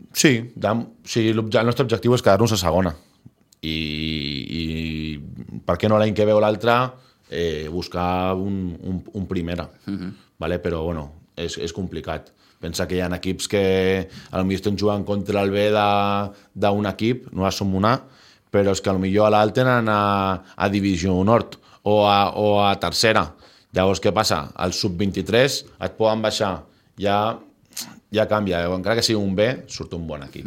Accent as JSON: {"language": "Catalan", "town": "Sitges", "region": "Catalonia", "country": "Spain", "said": "tots som de Sitges"}